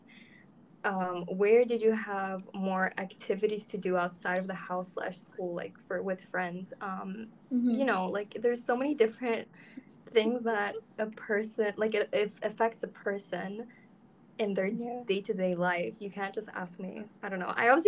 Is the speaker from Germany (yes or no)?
no; Iran; So basically, yeah, we come from Iran. Don't stalk our families.